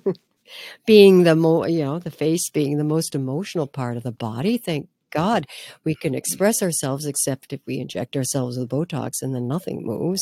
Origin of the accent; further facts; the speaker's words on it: Midwest, United States; growing up in the Midwest in a very, what can I say, um, grounded, hardworking family